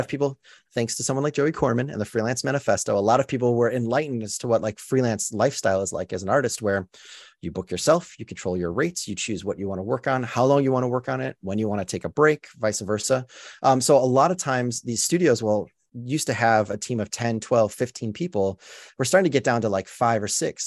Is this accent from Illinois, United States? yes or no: yes; Chicago, Illinois, United States; moved away as an adult; now in Los Angeles, United States; I grew up in Chicago when the Bulls won.